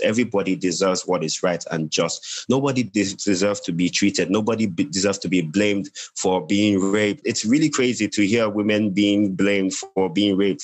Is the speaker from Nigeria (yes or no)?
yes; Nigeria; now in Gambia; I'm a Nigerian, I'm a Nigerian currently residing in the Gambia.